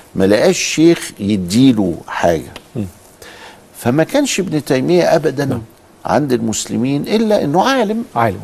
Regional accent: Egypt; عندنا في مصر

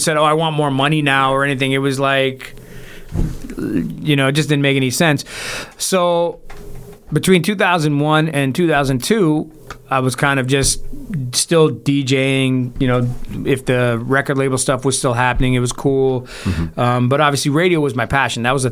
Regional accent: Toronto, Ontario, Canada; I'm from Toronto. This is where I'm from

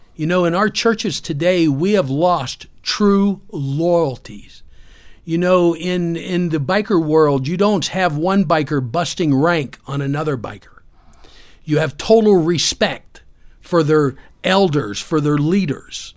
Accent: Pennsylvania, United States; also born or lived in Orlando, Florida; we moved back to my hometown in Pennsylvania.

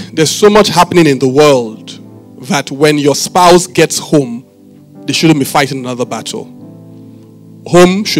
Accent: Benin City, Edo, Nigeria; I didn't grow up in Lagos. I grew up in Benin.

